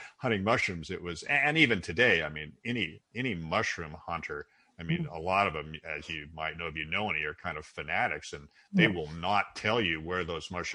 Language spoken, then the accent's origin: English; Seattle, Washington, United States; I grew up in Seattle